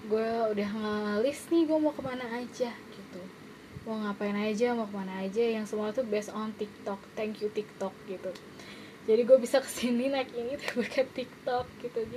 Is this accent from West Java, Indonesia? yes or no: yes; Bandung, West Java, Indonesia; jadi sebenarnya gue tuh orang Bandung gue lahir dan besar di Bandung